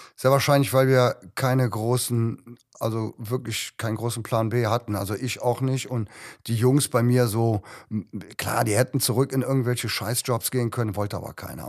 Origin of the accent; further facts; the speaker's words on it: Cologne, North Rhine-Westphalia, Germany; Bei uns in Köln